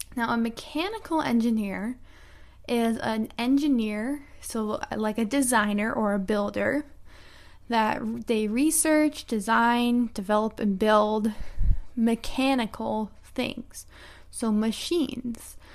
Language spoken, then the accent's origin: English; United States; I'm an American English teacher